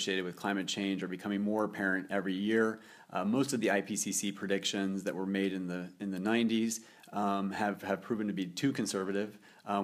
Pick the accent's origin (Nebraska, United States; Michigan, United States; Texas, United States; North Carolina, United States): Nebraska, United States; moved away as an adult; also born or lived in Norway; now in Geneva, Switzerland; I grew up in Nebraska, not a hotbed for sustainability, but I did spend my youth in Nebraska and worked on a farm growing up